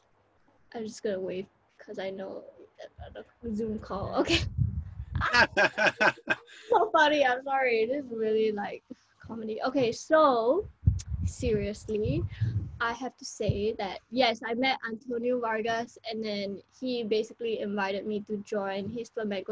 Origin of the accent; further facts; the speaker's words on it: Singapore; first language English; moved away as an adult; also born or lived in Spain; I am from Singapore